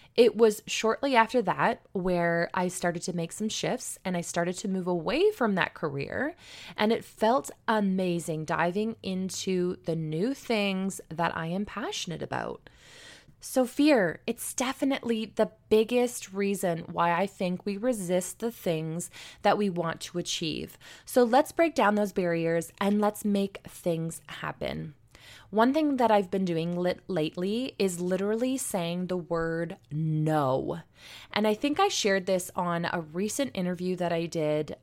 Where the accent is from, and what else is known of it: St. Marys, Ontario, Canada; born or raised there